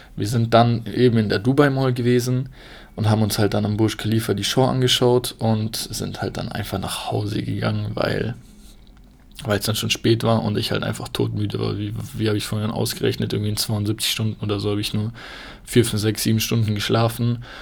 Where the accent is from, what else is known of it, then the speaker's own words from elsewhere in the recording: Germany; bei uns in Deutschland